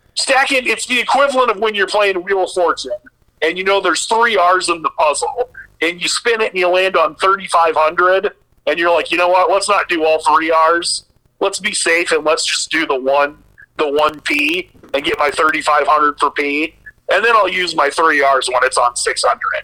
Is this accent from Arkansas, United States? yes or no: no; Sioux City, Iowa, United States; living, growing up in Sioux City, which was basically like halfway between Minneapolis and Kansas City.